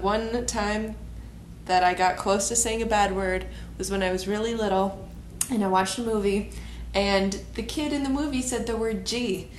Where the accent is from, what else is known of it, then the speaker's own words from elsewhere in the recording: Goodhue area, Minnesota, United States; moved away; when I lived in Goodyear area.